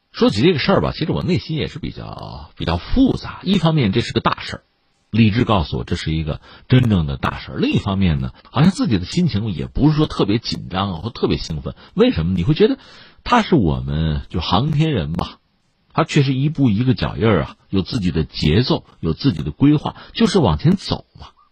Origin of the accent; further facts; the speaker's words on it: China; 对于我们中国人来讲